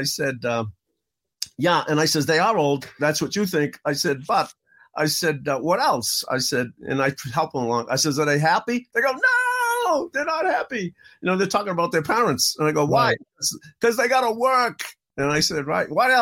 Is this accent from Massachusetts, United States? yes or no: yes; Boston, Massachusetts, United States; I grew up in the inner city in Boston, the worst section possible. I grew up in Roxbury